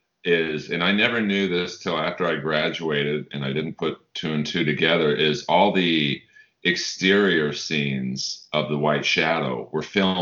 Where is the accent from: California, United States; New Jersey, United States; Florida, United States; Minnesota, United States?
California, United States; Los Angeles; I grew up in Bel Air. It's an interesting, my dad bought a home in Bel Air in the early 60s. We weren't rich